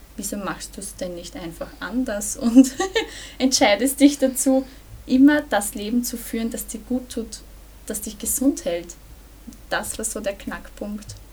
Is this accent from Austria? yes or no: yes; Burgenland, Austria; ich komme aus dem Burgenland